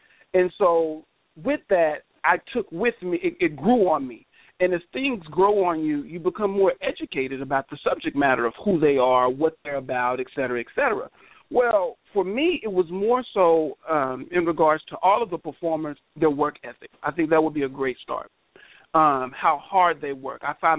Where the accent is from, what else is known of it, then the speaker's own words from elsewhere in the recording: the South, United States; I said, but I'm from the South, man. You know what I'm saying? That's how we embrace and show love to you know, our elders.